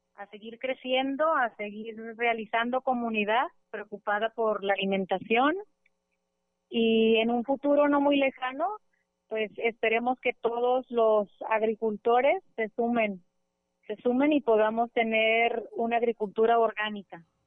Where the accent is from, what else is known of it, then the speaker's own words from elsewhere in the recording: El Grullo, Jalisco, Mexico; soy de aquí del Grullo, aquí vivo en el Grullo